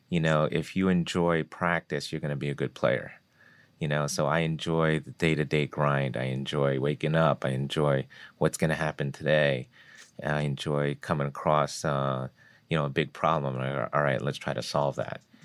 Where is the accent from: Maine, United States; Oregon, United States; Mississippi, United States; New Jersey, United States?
New Jersey, United States; I grew up in North Jersey